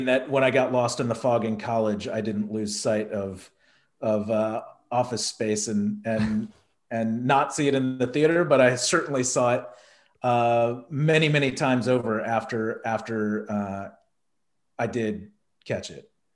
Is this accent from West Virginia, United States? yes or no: no; Texas, United States; being a kid growing up in Texas